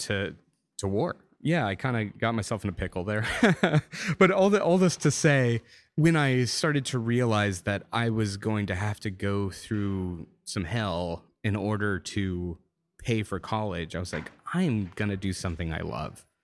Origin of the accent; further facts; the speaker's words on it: Louisiana, United States; moved away; also born or lived in Austin, Texas; growing up in Louisiana